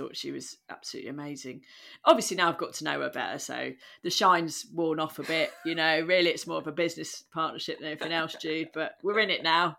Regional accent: London, United Kingdom; She was literally born on the other side of the world. And I'm from London.

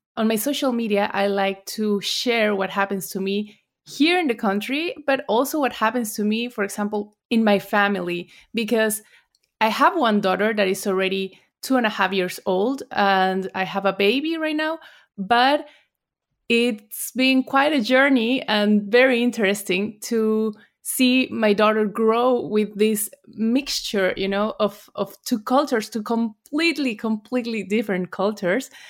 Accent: Puebla, Mexico; English is a second language; moved away as an adult; now in Germany; I'm from Puebla

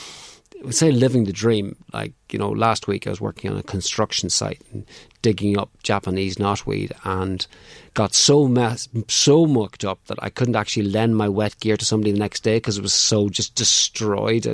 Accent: Clones, County Monaghan, Ireland; I'm from Clonus in County Monaghan

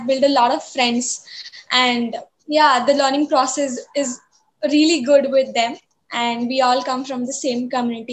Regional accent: Pune, Maharashtra, India; I'm from Pune originally, and yeah, I've been studying in Akanksha since I was very small.

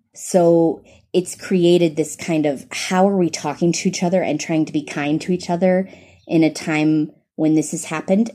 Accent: the South, United States; accent: American; moved away as an adult; also born or lived in East Africa; now in Kenya; I'm from the South in the United States. You can tell I'm American by my accent.

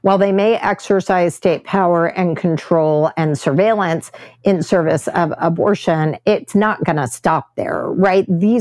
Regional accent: Texas, United States; my home state of Texas

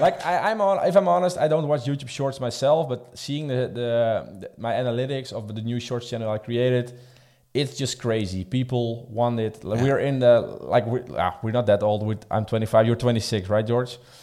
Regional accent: Netherlands; I'm coming from the Netherlands.

